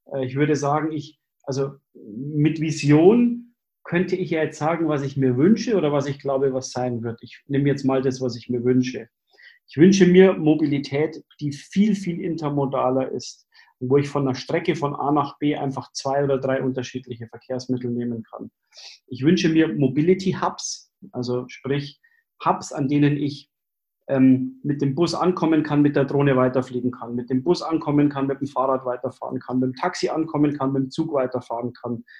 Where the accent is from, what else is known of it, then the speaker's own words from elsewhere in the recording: Germany; bei uns in Deutschland